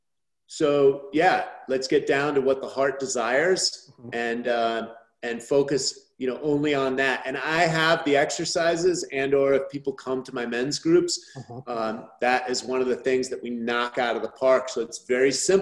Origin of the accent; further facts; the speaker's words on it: San Francisco, California, United States; I grew up in the Haight-Ashbury in the 60s